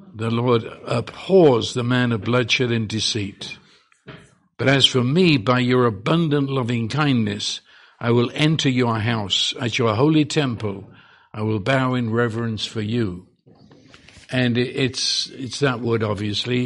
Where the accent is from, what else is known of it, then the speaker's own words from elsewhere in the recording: England, United Kingdom; now in Texas, United States; I'm English